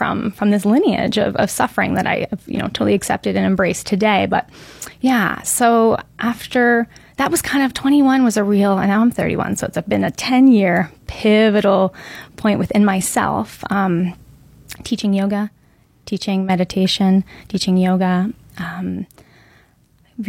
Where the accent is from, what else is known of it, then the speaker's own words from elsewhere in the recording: Muskoka, Ontario, Canada; now in Lake Nona, United States; I'm originally from Canada, born and raised in a small town area of Muskoka, a cottage country